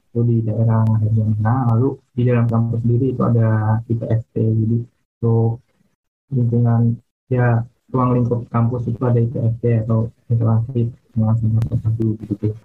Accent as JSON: {"language": "Indonesian", "town": "Rembang", "region": "Central Java", "country": "Indonesia", "said": "Hmm, kalau daerah aku sih ini Rembang Jawa Tengah ya."}